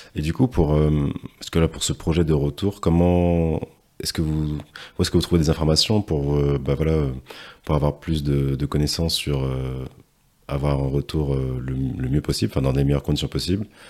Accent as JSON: {"language": "French", "country": "Martinique", "moved": "yes", "said": "jeune martiniquais"}